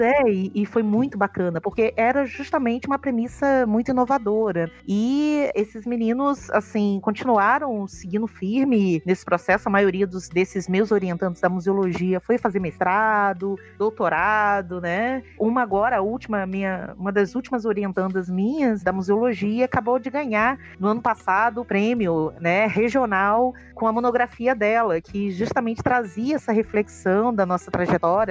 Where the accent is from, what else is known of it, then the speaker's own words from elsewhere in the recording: Rio de Janeiro, Brazil; moved away as an adult; also born or lived in Alagoas; now in Sergipe, Brazil; eu sou uma carioca é, de fronteiras e uma historiadora de fronteiras também, né? Eu estou há 17 anos no Nordeste, vim do Rio para Alagoas